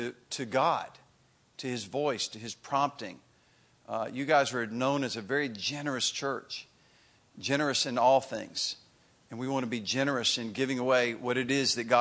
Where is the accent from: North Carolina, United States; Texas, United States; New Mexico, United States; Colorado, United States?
North Carolina, United States; Greensboro; also born or lived in Chapel Hill, North Carolina; my hometown in Greensboro